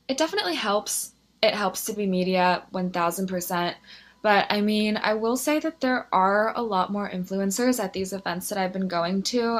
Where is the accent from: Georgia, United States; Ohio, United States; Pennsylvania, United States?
Pennsylvania, United States; Philadelphia; moved away as an adult; now in New York City, United States; I'm actually originally from Philadelphia, which is where I went to college.